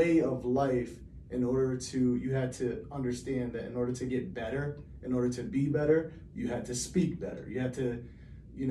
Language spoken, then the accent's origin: English; Hartford, Connecticut, United States; Growing up in Hartford was life defining